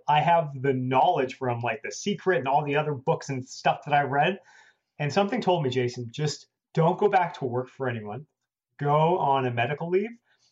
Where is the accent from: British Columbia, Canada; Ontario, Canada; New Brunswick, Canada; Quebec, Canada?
Ontario, Canada; Toronto; moved away as an adult; now in United States; I'm from Toronto, Canada. When I lived in Canada